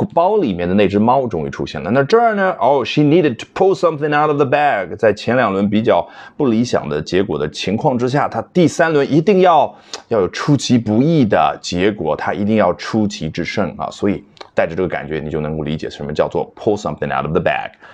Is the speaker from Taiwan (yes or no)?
no; China; 我们中国人